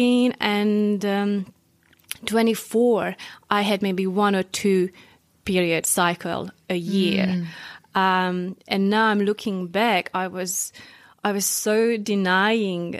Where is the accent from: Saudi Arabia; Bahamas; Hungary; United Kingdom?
Hungary; northeast Hungary; English is a second language; moved away as an adult; now in New Zealand; the place I grew up, it's like northeast Hungary